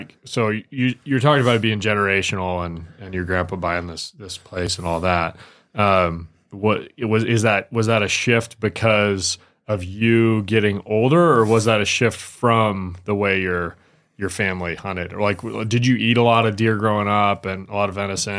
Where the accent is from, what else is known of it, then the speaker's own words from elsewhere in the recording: Michigan, United States; now in Idaho, United States; Being from Michigan